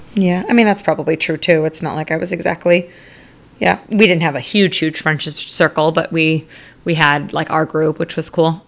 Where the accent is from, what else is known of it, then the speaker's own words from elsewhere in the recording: Arizona, United States; my roots growing up in Arizona